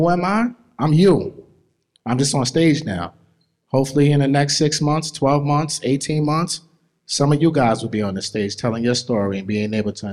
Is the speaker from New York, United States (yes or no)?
yes; New York City, New York, United States; also born or lived in Queens, New York; I was born in Brooklyn, raised in Brooklyn